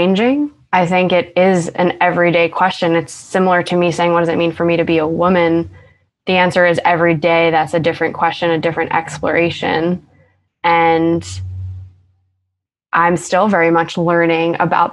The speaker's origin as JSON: {"language": "English", "area": "Long Island", "region": "New York", "country": "United States", "accent": "Long Island", "lives_now": "Brooklyn, United States", "said": "my Long Island accent has gotten worse"}